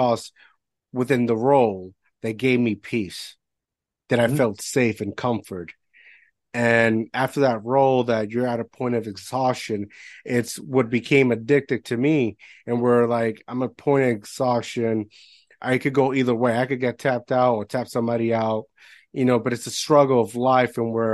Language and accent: English; Puerto Rico; moved away; although I'm American, I grew up in Puerto Rico